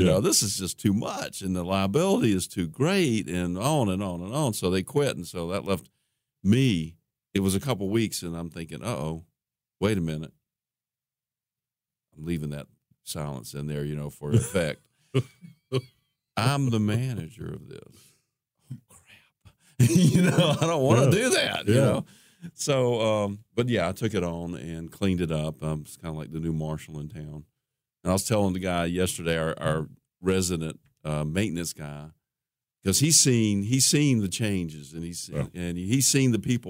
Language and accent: English; Columbus, Ohio, United States; moved away; And I grew up in Columbus